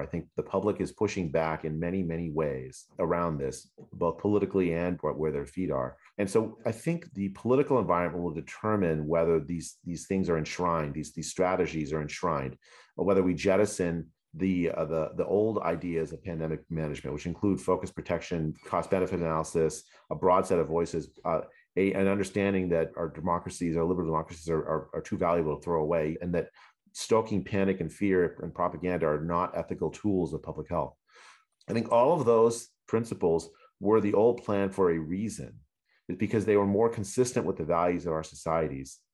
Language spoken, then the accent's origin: English; United States; as an American